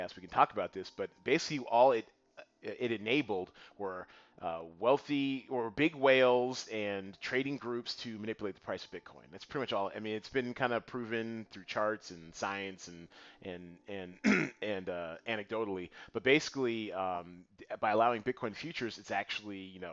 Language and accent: English; Panama; I'm from Panama